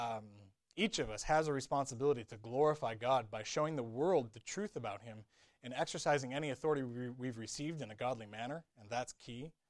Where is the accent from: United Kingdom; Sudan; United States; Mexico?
United States; Michigan; moved away as an adult; also born or lived in California; I moved across the country from Michigan to California